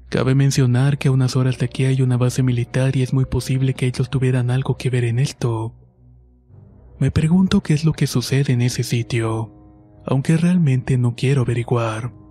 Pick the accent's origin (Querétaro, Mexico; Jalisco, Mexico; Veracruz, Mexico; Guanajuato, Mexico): Jalisco, Mexico; Esto me ocurrió cuando tenía unos 8 o 10 años aproximadamente. Soy de Jalisco, de un pueblo cerca de Tala.